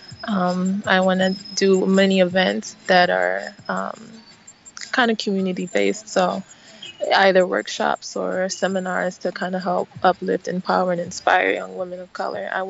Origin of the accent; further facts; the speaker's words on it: United States; also born or lived in Nigeria (parents); I'm a Nigerian American, so I was born here, but my parents are from Nigeria